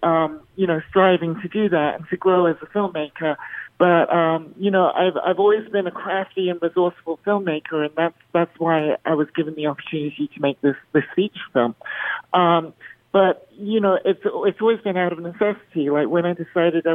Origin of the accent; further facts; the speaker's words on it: Bahrain; now in Las Vegas, United States; I grew up in the Middle East in Bahrain, where I was in the minority